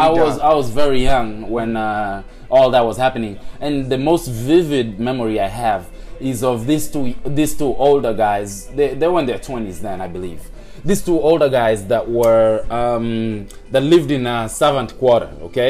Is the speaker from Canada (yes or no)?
no; Nairobi, Kenya; now in Seattle, United States; I hail from Kenya, Nairobi, yeah. capital city of Kenya. Born and raised in Nairobi. Technically, raised half in Nairobi